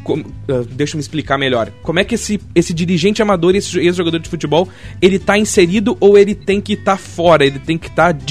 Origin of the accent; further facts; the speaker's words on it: Rio Grande do Sul, Brazil; nós somos gaúchos